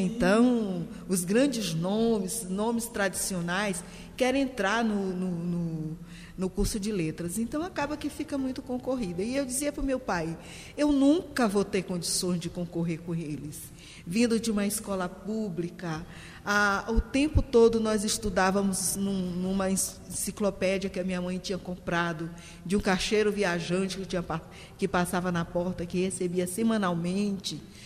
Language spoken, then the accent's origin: Portuguese; São Luís, Maranhão, Brazil; also born or lived in Guimarães, Maranhão; Nasci em Guimarães, uma cidade no continente do estado do Maranhão. Moro atualmente na ilha de São Luís do Maranhão